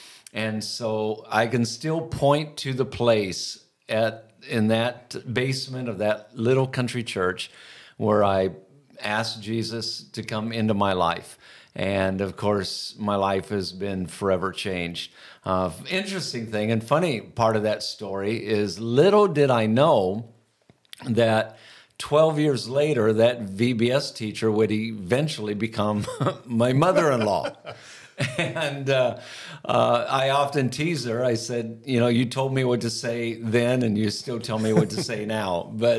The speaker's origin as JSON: {"language": "English", "region": "Iowa", "country": "United States", "tie": "born or raised there", "said": "I grew up in Iowa, grew up on a farm."}